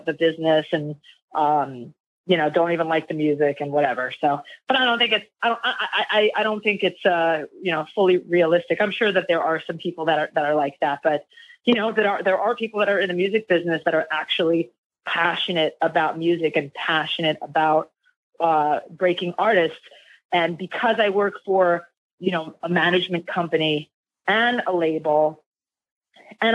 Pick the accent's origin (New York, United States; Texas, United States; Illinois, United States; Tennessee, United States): New York, United States; I grew up in New York